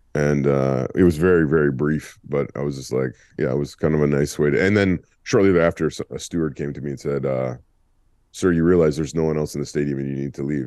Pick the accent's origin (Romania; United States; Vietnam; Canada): Canada; Ontario; growing up in Ontario